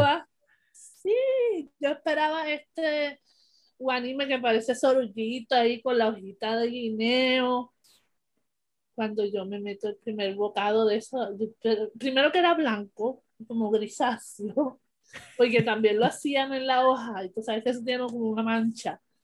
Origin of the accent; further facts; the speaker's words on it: Puerto Rico; como buen boricua agradecido